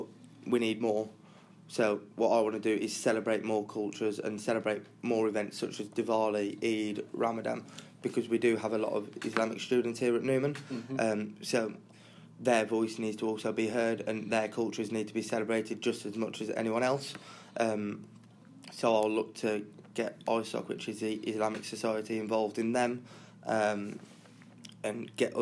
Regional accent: Wolverhampton, West Midlands, United Kingdom; I'm originally from Wolverhampton

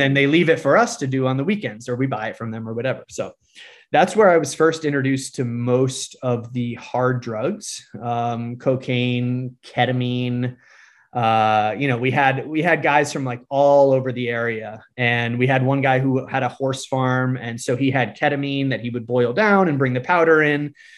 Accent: Connecticut, United States; also born or lived in Fort Worth, Texas; I'm originally from Connecticut

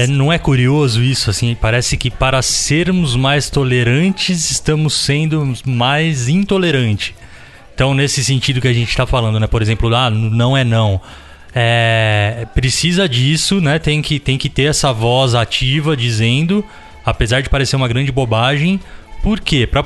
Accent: Cesário Lange, São Paulo, Brazil; quando eu era moleque em Cesário, tinha ali um, uns carnavais de rua, coisa que a prefeitura ali promovia.

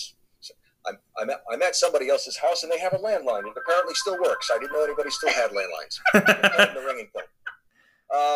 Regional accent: Rhode Island, United States; I'm a kid from Rhode Island who always wanted to be on the radio and television.

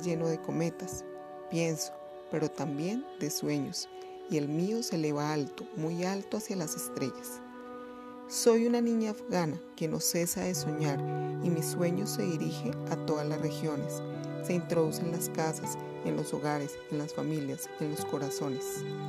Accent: Colombia; soy docente de literatura y soy de Colombia

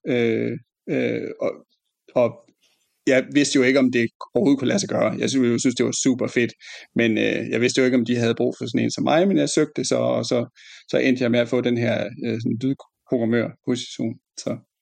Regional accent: Fjerslev, North Denmark Region, Denmark; jeg kommer fra øh, Fjerslev i Nordjylland

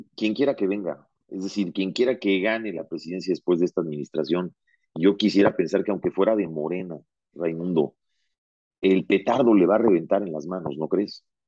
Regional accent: Mexico; moved away as an adult; also born or lived in South America; yo me fui de México en el año 95 a vivir a Sudamérica por una oferta de trabajo

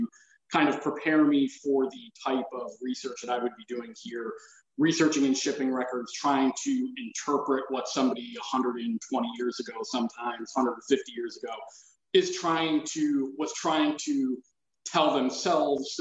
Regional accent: Connecticut, United States; Growing up in Connecticut, the culture on firearms is not quite what it is in, some other areas of the country

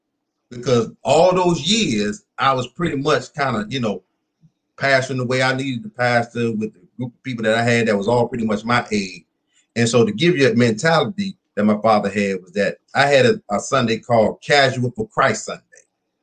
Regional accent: Minnie, Louisiana, United States; born there; Remember now, I told you I was born in Minnie, Louisiana.

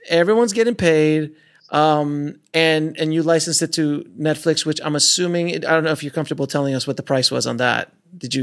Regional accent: Florida, United States; I'm from Florida

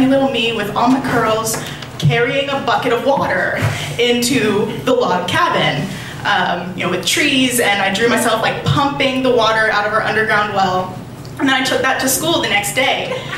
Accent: Appalachia, rural southwestern Pennsylvania, United States; I grew up in Appalachia, like rural, in the woods, southwestern Pennsylvania, almost, just like basically West Virginia

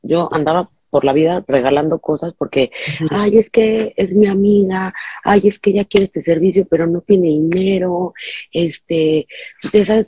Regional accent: Mexico; now in Miami, United States; soy mexicana, vivo en Miami

